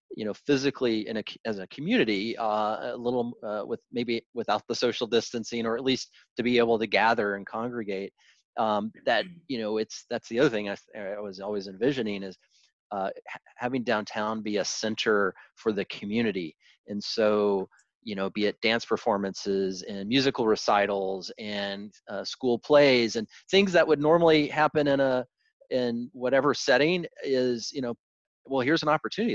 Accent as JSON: {"language": "English", "region": "Arkansas", "country": "United States", "tie": "born or raised there", "also_born_or_lived": "Hollywood, Florida / Santa Monica", "moved": "yes", "lives_now": "Santa Barbara, United States"}